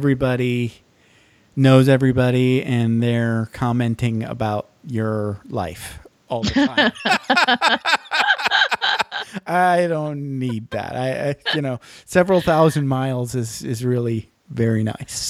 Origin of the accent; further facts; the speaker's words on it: Menominee, Michigan, United States; moved away; also born or lived in Panama City, Florida; I grew up in Menominee, Michigan, so if it sounds rural, you're right